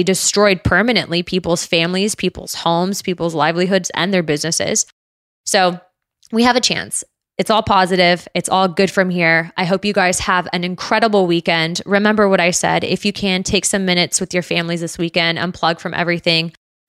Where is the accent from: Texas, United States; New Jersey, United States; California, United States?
California, United States; I grew up in California.